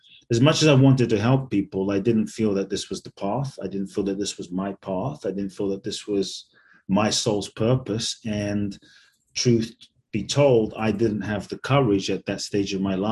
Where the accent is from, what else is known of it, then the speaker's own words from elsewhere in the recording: London, United Kingdom; also born or lived in Ghana / Mexico; now in United States; I was born in Ghana, West Africa. My father's from Ghana. My mother's Japanese. I grew up in London. I live in the US and partly Mexico